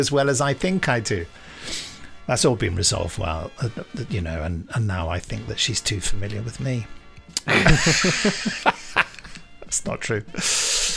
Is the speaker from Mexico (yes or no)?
no; England, United Kingdom; from an English person